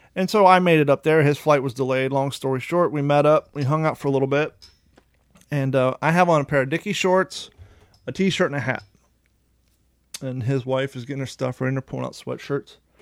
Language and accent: English; United States; moved away as an adult; also born or lived in Ohio / Kentucky; both of us growing up in Ohio and Kentucky